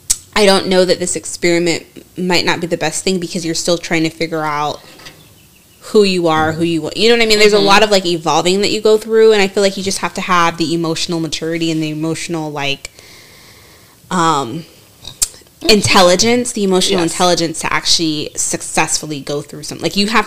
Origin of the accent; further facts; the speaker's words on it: Seattle, Washington, United States; I'm from Seattle.